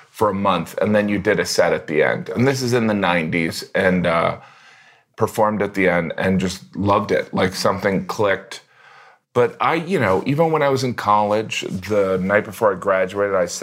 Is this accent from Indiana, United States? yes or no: yes; Indiana, United States; moved away; I grew up in a small town in Indiana